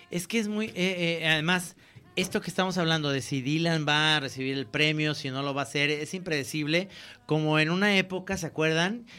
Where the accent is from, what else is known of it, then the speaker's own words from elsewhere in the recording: Guadalajara, Jalisco, Mexico; accent: tapatío; como hablamos tapatíos